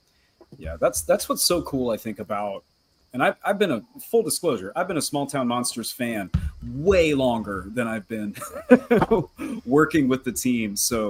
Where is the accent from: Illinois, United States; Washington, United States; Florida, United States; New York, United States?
Florida, United States; This question is about my home state